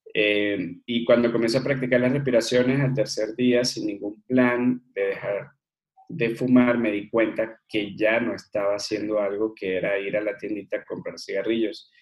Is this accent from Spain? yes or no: no; Margarita Island, Nueva Esparta, Venezuela; moved away as an adult; also born or lived in Caracas, Venezuela / Mérida, Venezuela / Colombia; now in Mexico; me crecí en una isla en Venezuela que se llama Margarita